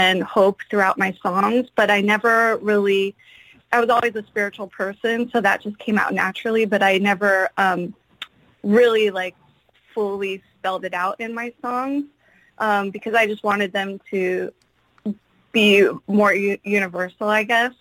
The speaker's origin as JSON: {"language": "English", "area": "San Francisco Bay Area", "region": "California", "country": "United States", "tie": "born or raised there", "said": "I grew up in the San Francisco Bay Area, which I still live in this area"}